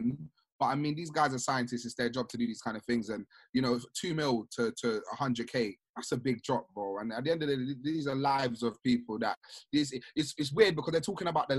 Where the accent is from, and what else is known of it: Sierra Leone